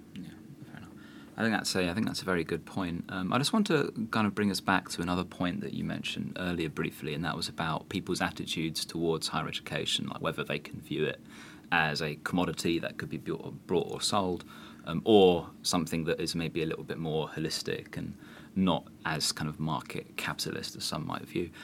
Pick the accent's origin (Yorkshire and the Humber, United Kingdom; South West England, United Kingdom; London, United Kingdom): London, United Kingdom; as a Londoner